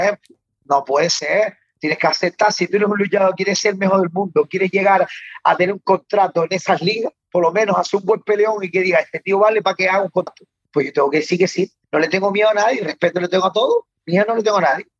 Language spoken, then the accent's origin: Spanish; Canary Islands, Spain; soy canario